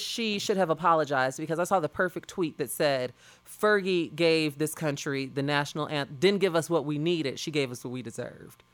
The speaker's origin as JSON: {"language": "English", "town": "Chicago", "region": "Illinois", "country": "United States", "tie": "born or raised there", "said": "that's the kind of environment that I grew up in South Suburban, uh, Chicago."}